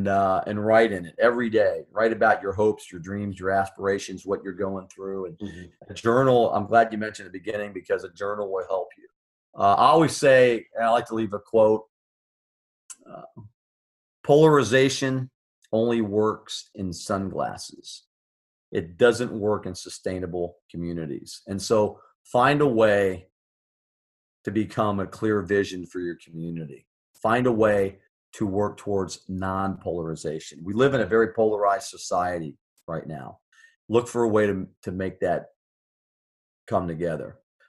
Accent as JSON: {"language": "English", "country": "United States", "said": "I'm an American."}